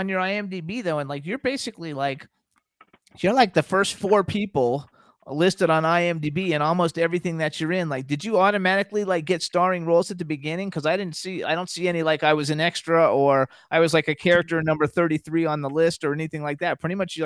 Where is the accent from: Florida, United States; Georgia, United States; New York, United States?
Florida, United States; moved away; Because I'm from Florida.